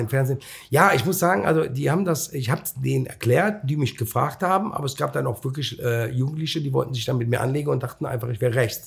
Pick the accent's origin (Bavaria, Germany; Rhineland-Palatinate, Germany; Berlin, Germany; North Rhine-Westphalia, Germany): North Rhine-Westphalia, Germany; Cologne; ich bin aus Köln-Mühlheim